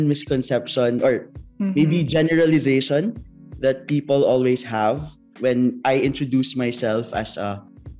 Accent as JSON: {"language": "English", "country": "Philippines", "moved": "as an adult", "lives_now": "Japan", "said": "I'm actually a Filipino brother, but I'm assigned here now in Japan for about 21 months already since the pandemic started"}